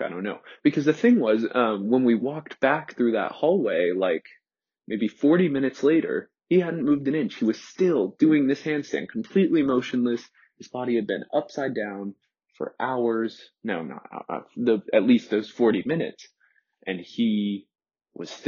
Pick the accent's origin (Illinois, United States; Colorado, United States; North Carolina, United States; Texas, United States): Texas, United States; Cypress; moved away as an adult; also born or lived in Lafayette, Louisiana / Crowley, Louisiana; It's a suburb called Cypress, into a, very affluent, upper middle class, well-to-do white suburb. And that was where I lived from when I was two up until I moved away to college.